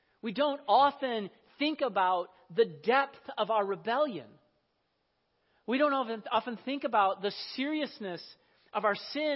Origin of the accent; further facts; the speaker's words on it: Iowa, United States; I grew up in Iowa. I remember the drought of 1988. This was the summer before my 11th grade year of high school